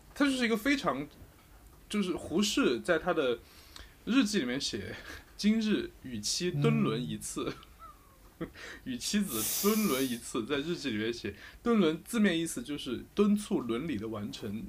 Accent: Sichuan, China; accent: Sichuanese; 四川话有很多这种

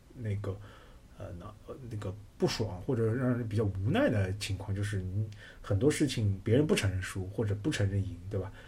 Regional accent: China; 我们中国人有一种排行榜文化

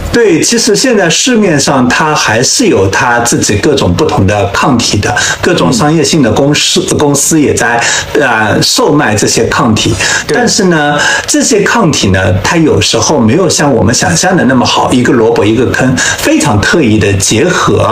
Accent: China; 我们中国人

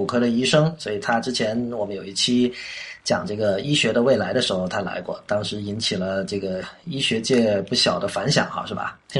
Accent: Guangdong, China; now in Beijing, China; 我在广东长大嘛，所以广东人吃东西比较讲究原味嘛

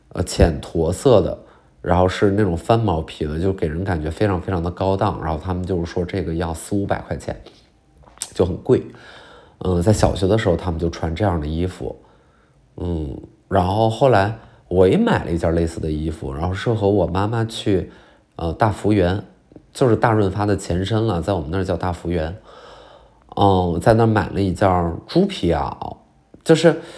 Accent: China; moved away; 我就到我们老家那边有一个叫做嫩江公园的地儿

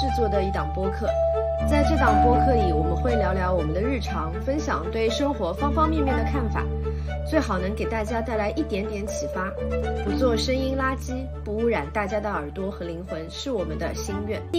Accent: Shanghai, China; also born or lived in Luwan District, Shanghai / Zhabei District, Shanghai; 我其实虽然现在住在这里对吧，但我之前都是住在其他的区的，因为我从小生活是在虹口区啊

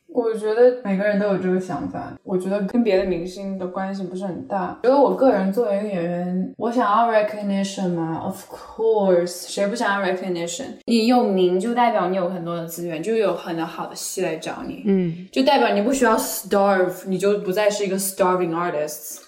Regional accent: Hunan, China; moved away as an adult; now in Los Angeles, United States; 我就开始说我的方言，因为我是湖南人

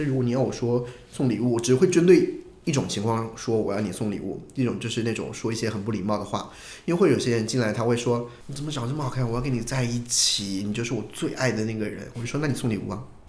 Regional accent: Hunan, China; 我不是山东人，我是湖南人

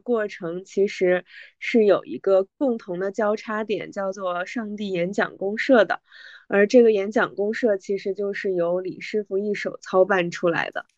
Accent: Northeast China, China; 我的家乡是来自东北

